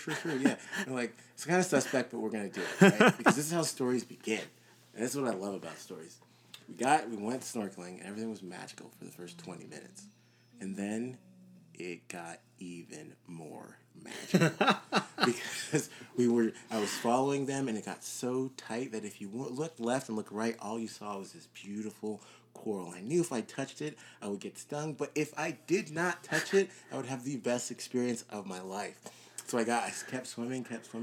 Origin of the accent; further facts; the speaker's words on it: Georgia, United States; moved away as an adult; now in Colorado, United States; we're from Georgia